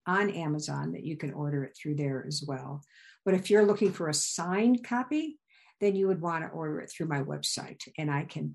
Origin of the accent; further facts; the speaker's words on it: Illinois, United States; moved away as an adult; also born or lived in Virginia / Wyoming; I grew up in Illinois.